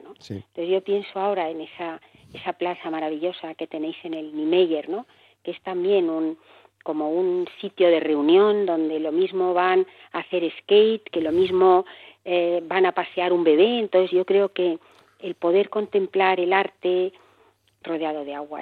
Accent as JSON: {"language": "Spanish", "town": "Barcelona", "region": "Catalonia", "country": "Spain", "tie": "born or raised there", "moved": "as an adult", "lives_now": "Madrid, Spain", "said": "Nací en Barcelona, me vine por amor a Madrid"}